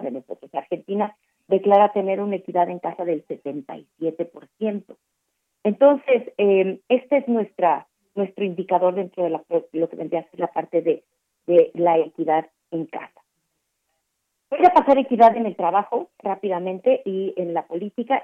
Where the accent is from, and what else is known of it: Mexico